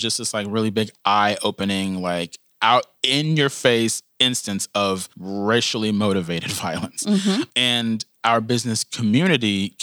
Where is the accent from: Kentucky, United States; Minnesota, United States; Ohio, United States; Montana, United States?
Kentucky, United States; Louisville; I was born and raised in Louisville, Kentucky. I've lived here my entire life